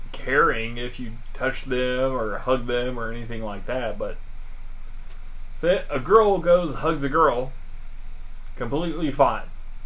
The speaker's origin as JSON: {"language": "English", "region": "Scotland", "country": "United Kingdom", "said": "That's just rude. I'm Scottish versus British."}